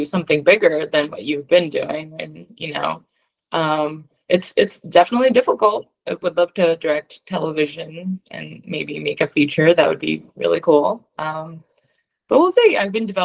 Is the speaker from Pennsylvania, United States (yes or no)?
yes; Philadelphia, Pennsylvania, United States; I'm a Philadelphian Jew